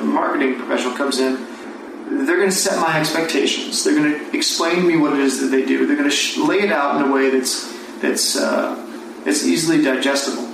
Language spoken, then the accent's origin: English; East Coast, United States; moved away; we're both from the East Coast.